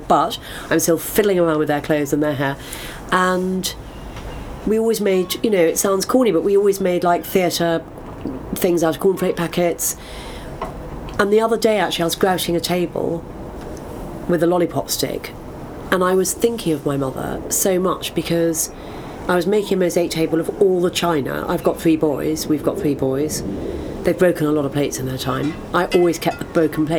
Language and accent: English; London, United Kingdom; Born in London, in Cadogan Square, and didn't move far